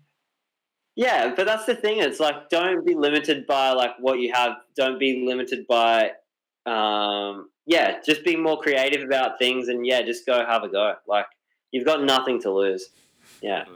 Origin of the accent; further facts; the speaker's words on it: Australia; my hometown. Um, and because Australia is such a big place